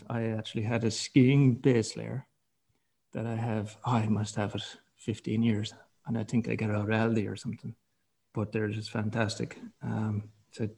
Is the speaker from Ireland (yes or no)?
yes; Kerry, Munster, Ireland; I'm from Kerry